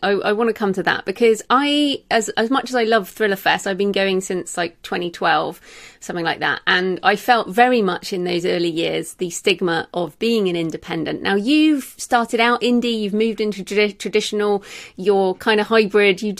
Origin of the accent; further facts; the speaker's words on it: England, United Kingdom; I'm English